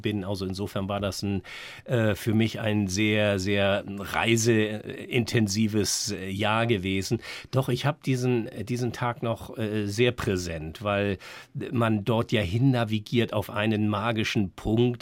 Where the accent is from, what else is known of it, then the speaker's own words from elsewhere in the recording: Northern Germany, Germany; als Norddeutscher